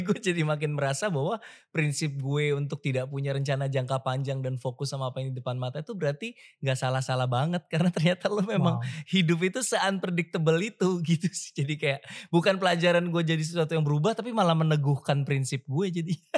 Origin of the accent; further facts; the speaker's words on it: Jakarta, Indonesia; moved away as an adult; gue dibully sebagai Cina di uh, Jakarta ketika gue remaja